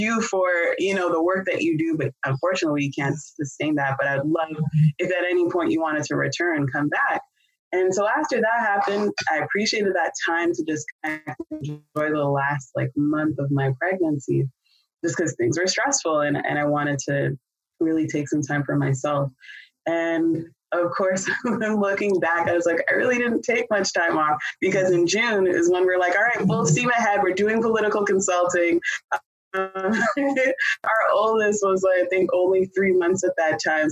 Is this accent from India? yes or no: no; Canada; now in United States; I'm originally from Canada